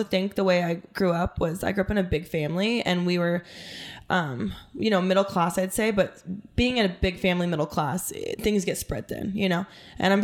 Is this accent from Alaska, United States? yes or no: yes; Alaska, United States; moved away as an adult; also born or lived in Los Angeles; now in Scottsdale, United States; I'm from Alaska. It's a small town.